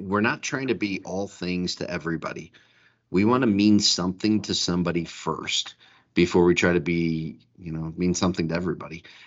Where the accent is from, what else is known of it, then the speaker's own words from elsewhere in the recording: Detroit, Michigan, United States; I grew up in Detroit